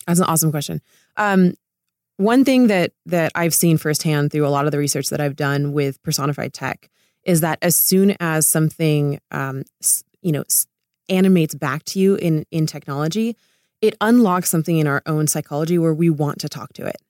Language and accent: English; Laguna Beach, California, United States; I grew up in Laguna Beach